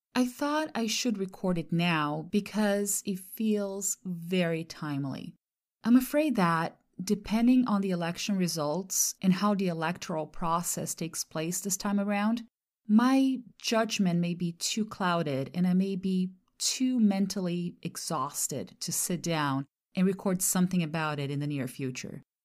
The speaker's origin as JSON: {"language": "English", "country": "Brazil", "tie": "born or raised there", "second_language": "English", "moved": "as an adult", "lives_now": "United States", "said": "I'm from Brazil"}